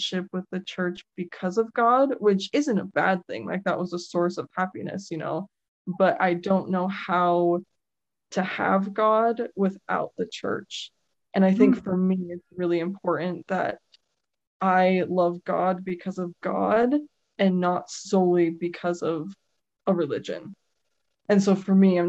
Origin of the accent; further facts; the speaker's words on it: Utah, United States; I was born and raised in Utah